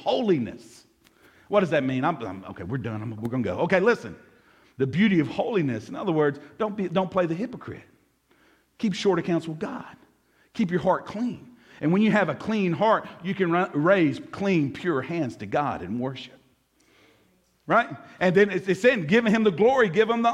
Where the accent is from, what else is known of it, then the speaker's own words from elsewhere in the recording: Jackson, United States; growing up in South Jackson, my mama used to send me to the store to buy her cigarettes.